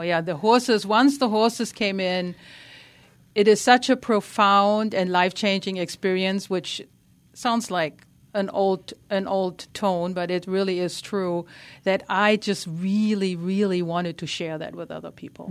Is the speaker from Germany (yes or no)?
yes; Germany; English is a second language; moved away; I grew up in Germany. You might notice a, a slight tiny accent